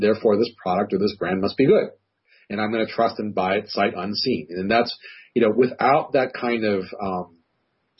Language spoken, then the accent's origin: English; Hawaii, United States; moved away; I grew up in Hawaii, and we go back frequently